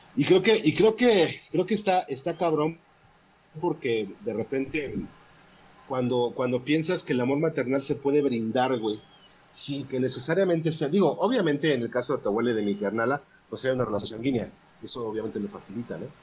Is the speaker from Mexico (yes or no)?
yes; Puebla, Mexico; yo soy de Puebla